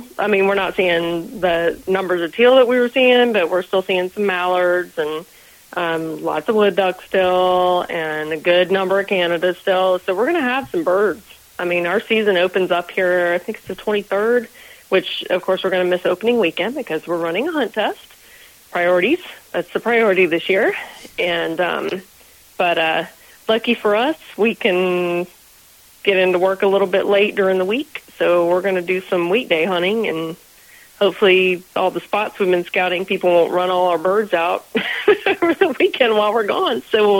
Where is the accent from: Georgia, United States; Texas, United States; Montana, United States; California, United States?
Georgia, United States; also born or lived in Florida; But I grew up in Georgia and North Florida, which is essentially the same as South Georgia.